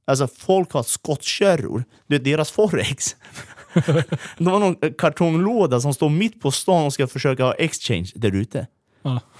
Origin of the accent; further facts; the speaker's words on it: Iran; also born or lived in Erbil, Iraq; now in Sweden; jag är kurd ifrån Iran. Ja. Men vi var tvungna att fly därifrån. Eh, så vi åkte till Irak.